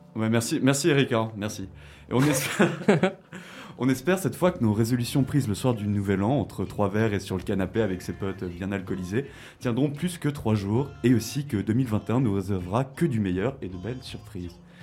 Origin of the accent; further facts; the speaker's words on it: Switzerland; chez nous, en Suisse